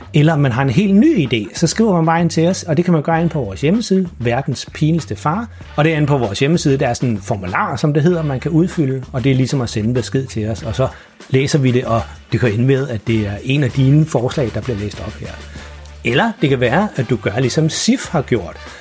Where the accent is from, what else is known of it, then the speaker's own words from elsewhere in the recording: Farum, Capital Region of Denmark, Denmark; moved away; jeg opvoksede i Farum